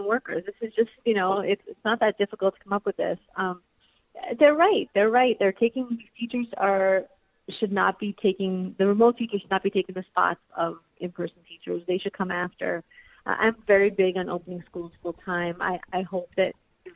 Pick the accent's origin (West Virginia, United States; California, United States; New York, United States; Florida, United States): New York, United States; I'm a New Yorker